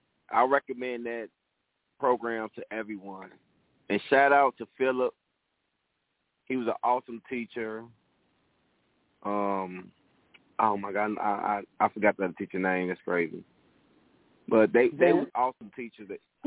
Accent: Chicago, Illinois, United States; I'm from Chicago, Southside, Inglewood, on 62nd and Laughlin. That's where I grew up. My family from the low end, 39th Street, the Wells, Ida B. Wells Projects. And when my mom moved from down there, we moved to Inglewood

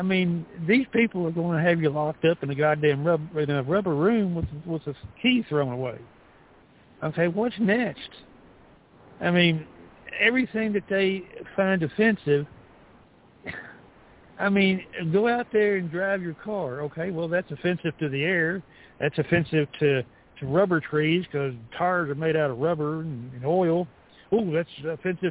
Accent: the South, United States; I'm a Southerner

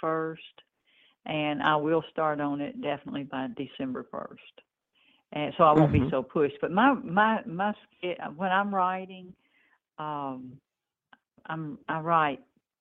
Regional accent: Memphis, Tennessee, United States; also born or lived in northeast Mississippi; now in Mississippi, United States; I grew up in Memphis

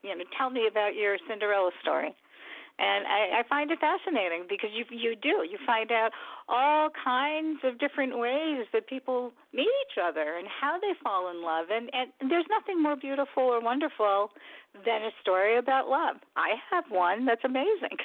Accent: Rockland County, New York, United States; also born or lived in The Bronx, New York; I was born in the Bronx, uh, New York. Um, I was there for about eight years, and then I moved to a suburb in Rockland County, which was about 40 minutes away from there.

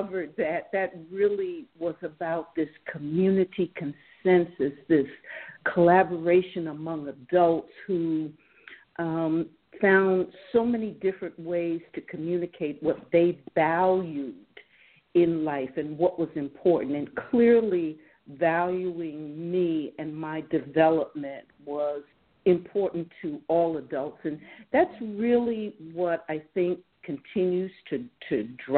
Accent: Jersey Shore, New Jersey, United States; now in Detroit, United States; I grew up on the Jersey Shore, loved it.

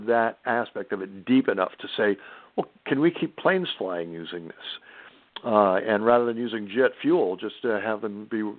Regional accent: Norwalk, Connecticut, United States; moved away as an adult; also born or lived in Harrisburg, Pennsylvania; now in Rhode Island, United States; I live in Rhode Island. I was born and raised in Connecticut, Norwalk, Connecticut.

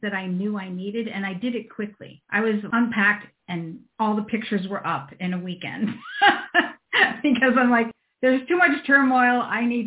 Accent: East Coast, United States; moved away as an adult; I'm from the East Coast.

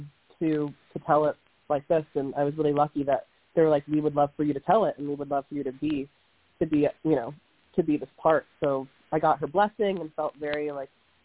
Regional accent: Houston, Texas, United States; moved away; also born or lived in Austin, Texas; I'm originally from Houston

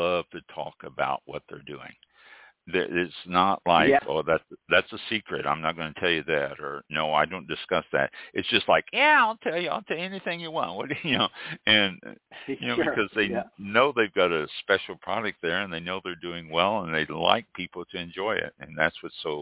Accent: Kansas City, United States; moved away; I'm originally from Kansas City

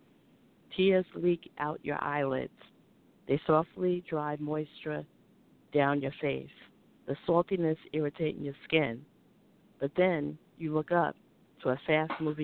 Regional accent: New Rochelle, New York, United States; now in Baltimore, United States; I'm originally from New Rochelle, New York.

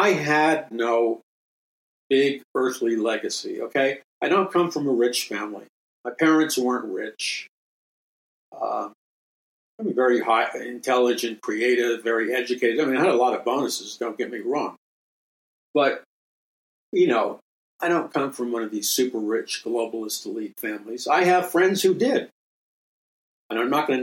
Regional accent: New York City, New York, United States; when I grew up in Jackson Heights, Queens, and in New York City

